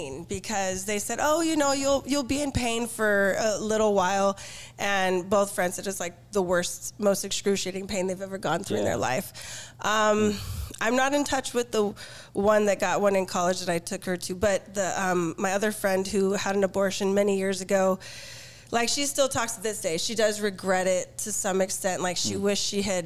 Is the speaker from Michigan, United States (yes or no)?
no; Downey, California, United States; I'm from Los Angeles, Downey